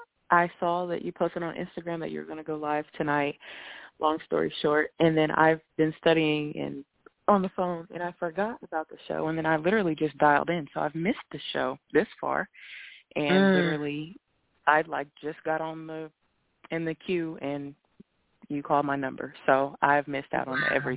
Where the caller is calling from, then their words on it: Indiana, United States; Hey, Miss Blue, this is … I'm calling from Indiana.